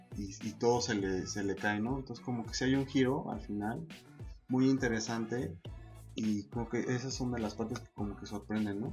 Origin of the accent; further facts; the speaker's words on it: Mexico; siendo mexicano